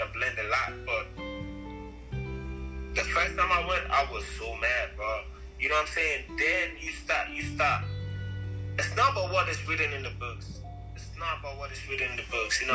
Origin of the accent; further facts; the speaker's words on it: Ghana; moved away as an adult; now in United States; I'm from Africa, bro, I'm from Ghana. Mm-hmm. I haven't been here for too long, you know, I wasn't brought up here.